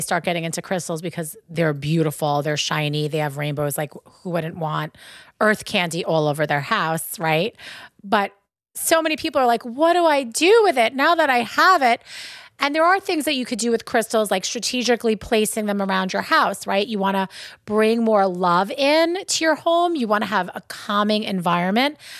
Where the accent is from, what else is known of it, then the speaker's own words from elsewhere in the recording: Long Island, New York, United States; accent: Long Island; That's my Long Island accent. We say penne vaca